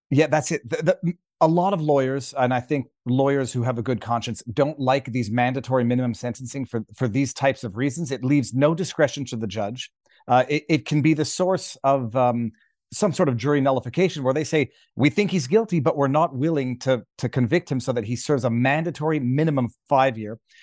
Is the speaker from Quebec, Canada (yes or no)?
yes; Quebec, Canada; I'm a Canadian Quebec commercial litigator